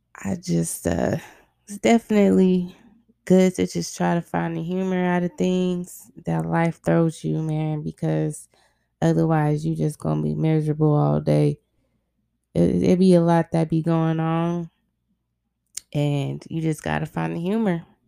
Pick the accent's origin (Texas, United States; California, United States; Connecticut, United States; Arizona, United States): Arizona, United States; I grew up in Arizona